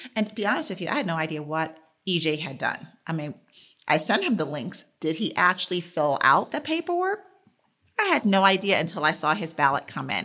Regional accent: New York City, New York, United States; I grew up in New York City

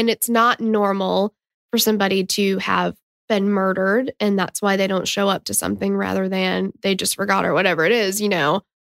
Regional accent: Tennessee, United States; we're from Tennessee

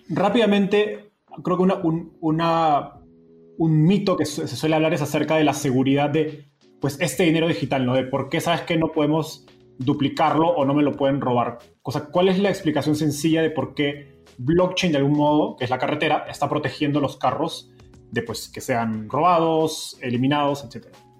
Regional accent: Peru; yo soy peruano

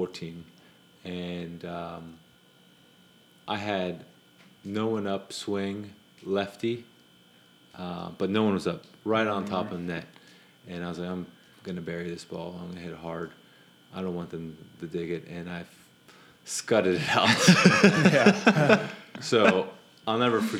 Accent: Florida, United States; now in California, United States; I grew up in Florida and now live in California

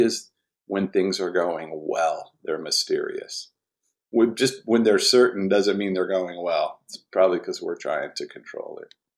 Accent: Washington, District of Columbia, United States; I was born in Washington, D C, lower income family

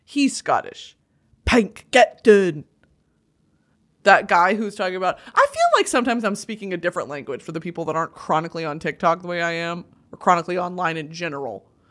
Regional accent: United States; I'm American.

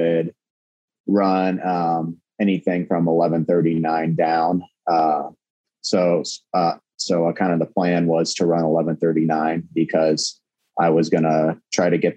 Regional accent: Manitou, Illinois, United States; now in Morton, United States; I'm from Manitou, Illinois. It's a very small farming community, about 1,000 people. Now I live in Morton, Illinois.

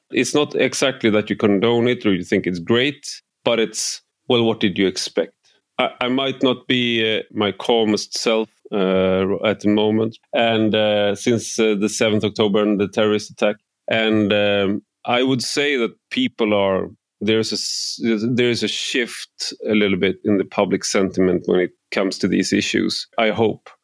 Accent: Sweden

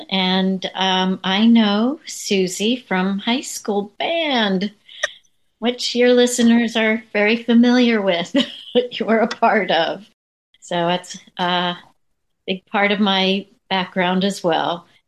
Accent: Pennsylvania, United States; also born or lived in New York; now in Florida, United States; I am in Florida now, from Pennsylvania originally, and, you know, lived in New York for a while

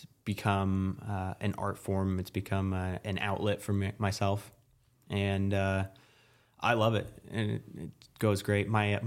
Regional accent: Long Island, New York, United States; I'm from Long Island.

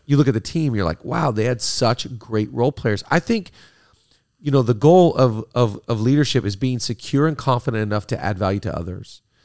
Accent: Seattle, Washington, United States; now in California, United States; middle school when I grew up in Seattle.

